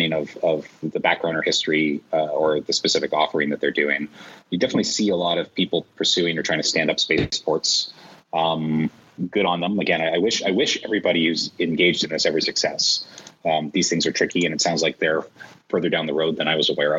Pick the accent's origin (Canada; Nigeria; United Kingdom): Canada; moved away as an adult; now in United States; as a Canadian working in the U.S.